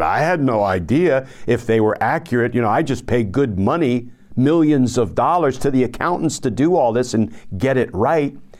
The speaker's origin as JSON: {"language": "English", "region": "New Jersey", "country": "United States", "tie": "born or raised there", "moved": "yes", "said": "I am a gutter kid from Jersey"}